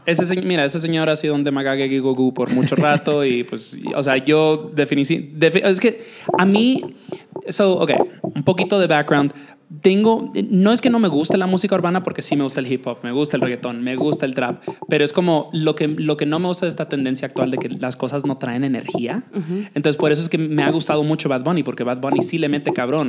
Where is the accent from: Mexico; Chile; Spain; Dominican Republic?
Dominican Republic; moved away; me crié en la República Dominicana cuando el reggaetón recién estaba entrando en su, apogeo